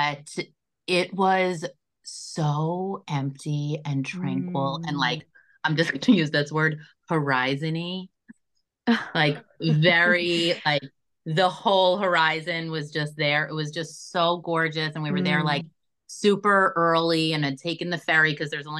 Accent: Long Beach, United States; I grew up in Long Beach

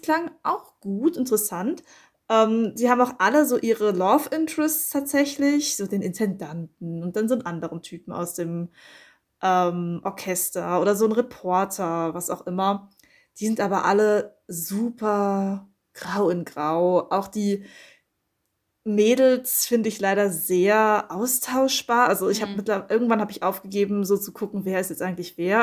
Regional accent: Frankfurt, Hesse, Germany; ich komme ja aus Frankfurt

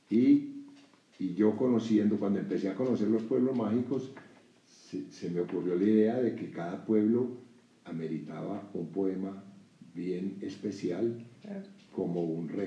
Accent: Sonsón, Antioquia, Colombia; now in Mexico; y yo nací en Colombia.

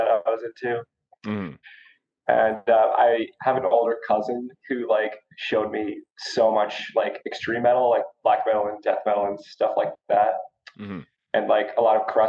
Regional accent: Cranbrook, British Columbia, Canada; now in Calgary, Canada; my hometown Cranbrook

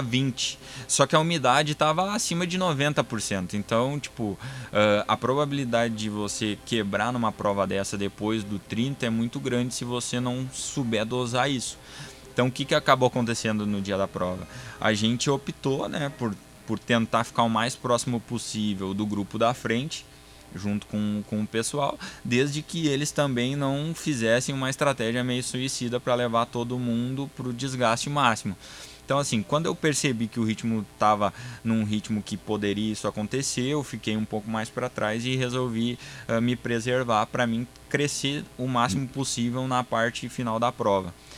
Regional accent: Sapiranga, Rio Grande do Sul, Brazil; sou gaúcho, sou natural de Sapiranga, no Rio Grande do Sul

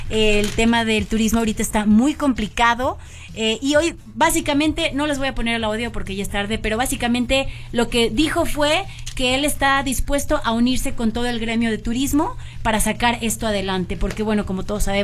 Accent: Mexico

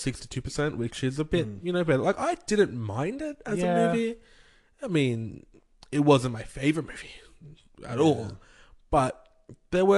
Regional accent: Australia; As an Australian

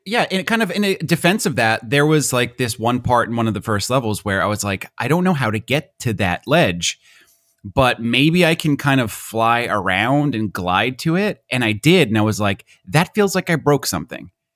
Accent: United States; accent: American; My American accent

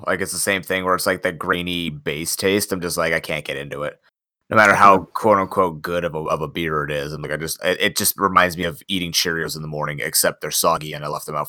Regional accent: Canada; I come from Canada

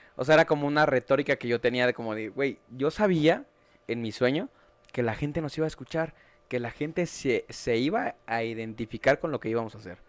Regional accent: Mexico City, Mexico; soy de Iztapalapa, nací en Iztapalapa, crecí en Iztapalapa.

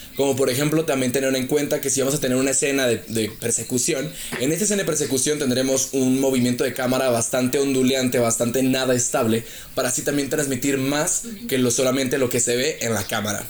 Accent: Chihuahua, Mexico; yo soy de Chihuahua y ahorita estoy en Querétaro por un, por un viaje de trabajo

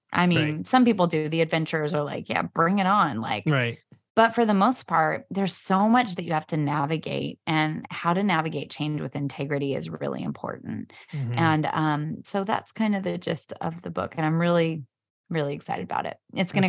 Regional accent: Pacific Northwest, United States; born there; also born or lived in Australia / New York City; I was born in the Pacific Northwest and then lived in Australia, lived in New York City, and now down here.

